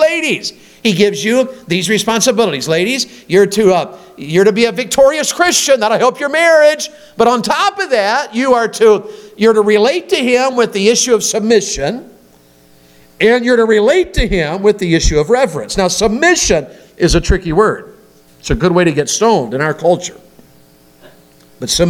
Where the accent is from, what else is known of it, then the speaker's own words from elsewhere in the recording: Tennessee, United States; I'm from Tennessee.